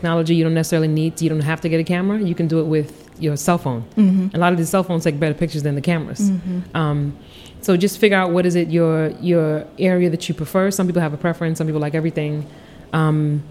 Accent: New York City, New York, United States; also born or lived in Seattle, Washington / Trinidad (ancestry); now in Washington, D.C. area, United States; I was born in Seattle. My father was in the Army. I spent most of my childhood life in Queens, New York

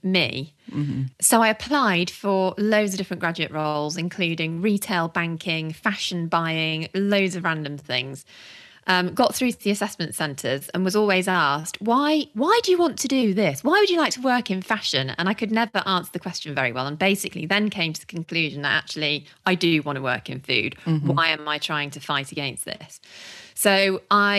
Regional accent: Warwickshire, West Midlands, United Kingdom; moved away as an adult; also born or lived in Birmingham / Lincolnshire; I grew up in Warwickshire, went to uni in Birmingham, so never went very far.

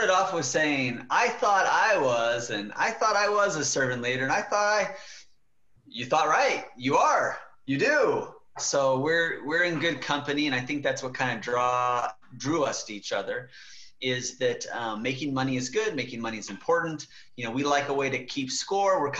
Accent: Killeen, Texas, United States; born there; also born or lived in West Germany; i was born in Killeen texas fort hood texas

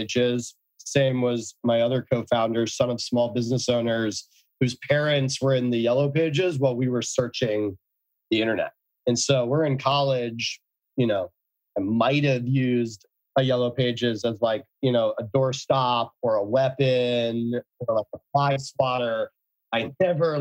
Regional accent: New Haven, Connecticut, United States; I grew up in New Haven, Connecticut.

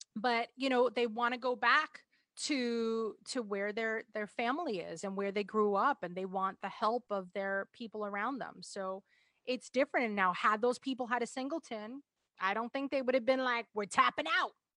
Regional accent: New York, United States

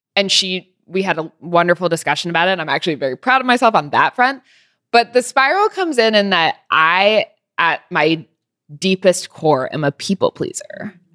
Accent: California, United States; now in New York, United States; I grew up in California

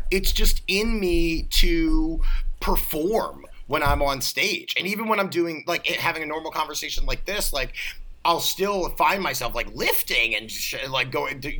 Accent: Baltimore, Maryland, United States; A lot of people pin me in the Midwest, um, but no, I'm pretty East Coast through and through.

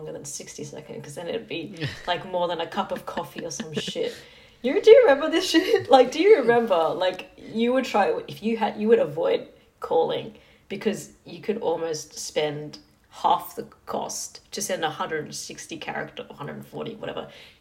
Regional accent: Sydney, New South Wales, Australia; I like barely moved out of my where I grew up in Western Sydney.

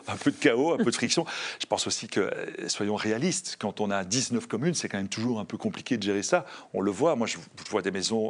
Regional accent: Brussels, Brussels-Capital Region, Belgium; je suis bruxellois dans l'âme, j'adore Bruxelles.

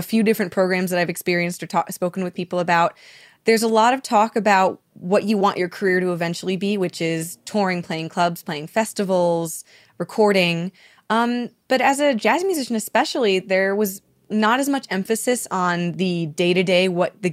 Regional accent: Massachusetts, United States; moved away as an adult; now in Philadelphia, United States; I'm a transplant. I'm from Massachusetts originally, but I moved to Philly in 2013 to go to school at Temple University

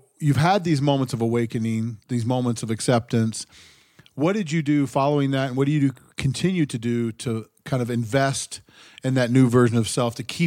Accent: Ohio, United States; I grew up in Ohio

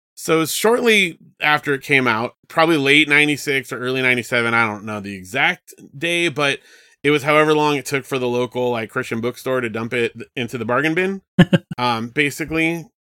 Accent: Southern California, United States; I grew up in Southern California

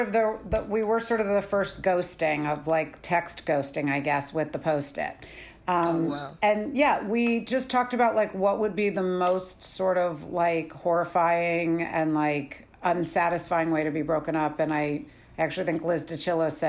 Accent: Bethesda, Maryland, United States; moved away as an adult; also born or lived in New York; I grew up in Bethesda

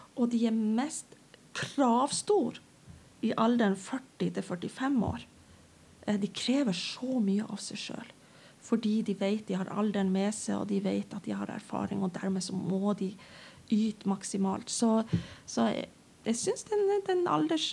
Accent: Northern Norway, Norway; jeg er nordlending

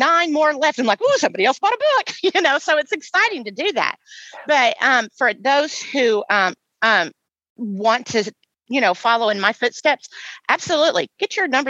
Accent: Indiana, United States; now in West Tennessee, United States; my hometown of Indiana. We talked a little bit earlier about growing up in Indiana.

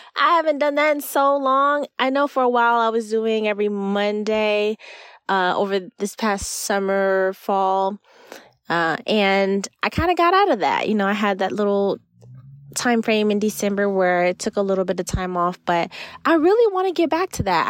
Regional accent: Florida, United States; I am from Florida

